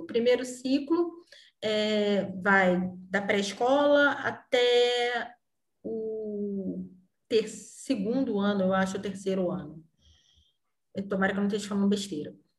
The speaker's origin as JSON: {"language": "Portuguese", "country": "Brazil", "moved": "as an adult", "lives_now": "Portugal", "said": "eu que sou brasileira."}